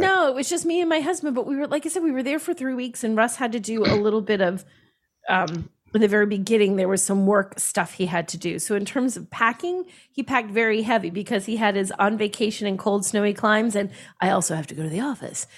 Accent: United States; we're American

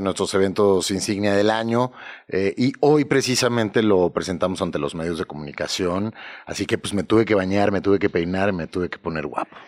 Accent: Mexico; como consumidores mexicanos

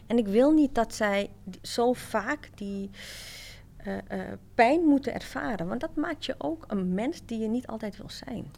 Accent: Amsterdam, North Holland, Netherlands; wij zijn eh, opgegroeid in Amsterdam Zuidoost

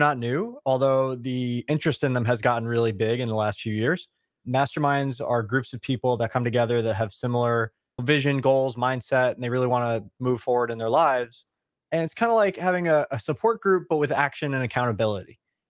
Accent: New York, United States; We're both from Long Island.

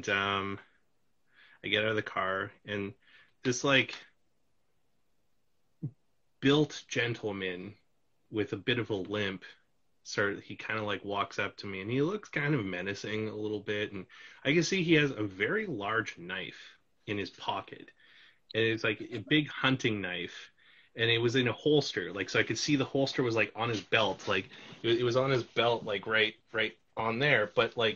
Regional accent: Canada; I'm from Canada

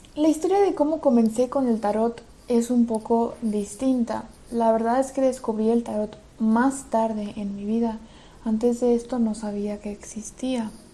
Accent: Belarus; moved away; also born or lived in Madrid, Spain; en Rusia y en Bielorrusia, que es de donde soy específicamente

